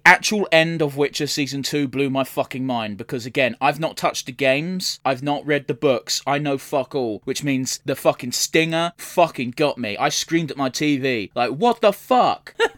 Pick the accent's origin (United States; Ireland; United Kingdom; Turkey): United Kingdom; England; I'm English.